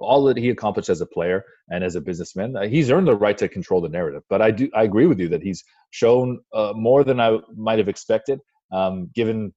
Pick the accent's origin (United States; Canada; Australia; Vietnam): Canada; Windsor, Ontario; moved away; also born or lived in Toronto; I grew up in Windsor